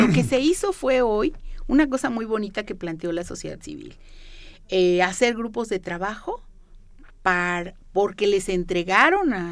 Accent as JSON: {"language": "Spanish", "region": "San Luis Potosí", "country": "Mexico", "said": "como yo vine de San Luis Potosí, como otros que me están oyendo vienen de Michoacán, de aquí, de allá"}